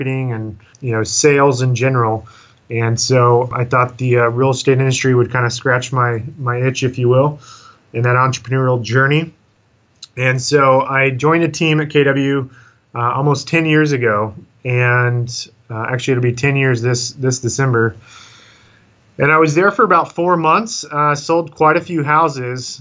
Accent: Austin, Texas, United States; also born or lived in upstate New York; I'm originally from Austin, Texas, and grew up here my whole life

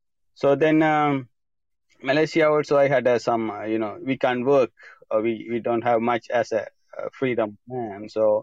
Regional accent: Sri Lanka; English is a second language; moved away; I grew up in Sri Lanka, a very small village, and until I left country, it's had a civil war. So I grew up the civil war situation, a country place.

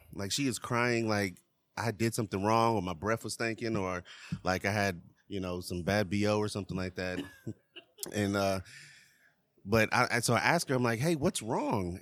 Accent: Charlotte, North Carolina, United States; I'm from Charlotte

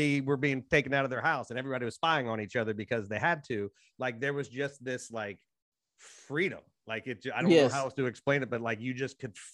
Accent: United States; accent: West Virginia, Kentucky border; my accent is along the West Virginia, Kentucky border

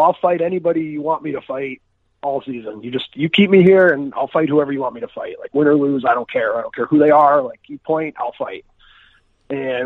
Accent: Chicago, Illinois, United States; also born or lived in Stockholm, Sweden; I'm from Chicago, Illinois. I grew up here playing you know, travel hockey

